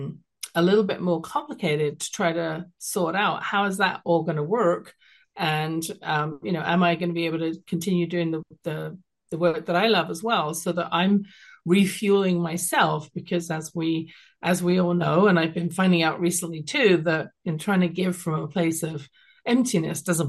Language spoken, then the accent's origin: English; London, United Kingdom; now in Calgary, Canada; growing up in London, England